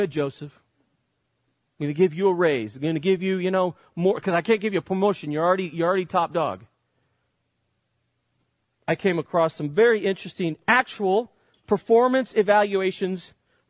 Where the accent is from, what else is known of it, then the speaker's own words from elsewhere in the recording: Spain; now in United States; growing up in Spain as I did, one of the best parts about growing up in Spain is my vacations